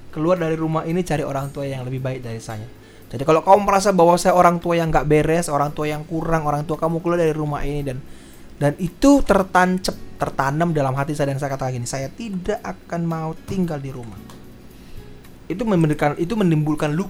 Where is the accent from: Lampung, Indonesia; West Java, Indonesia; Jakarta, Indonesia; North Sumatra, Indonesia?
North Sumatra, Indonesia; Medan; Saya orang Medan ya.